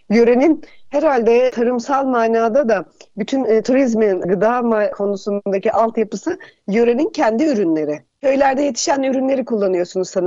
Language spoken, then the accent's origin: Turkish; Aegean Region, Turkey; Bir de kuzu göbeği şimdi ben de Ege'liyim tabii. Burada zor bulunan çok kıymetli bir yiyecek.